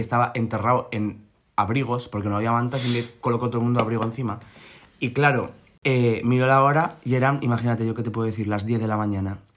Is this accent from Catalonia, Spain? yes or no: no; La Rioja, Spain; moved away; also born or lived in Madrid; soy de La mm. Rioja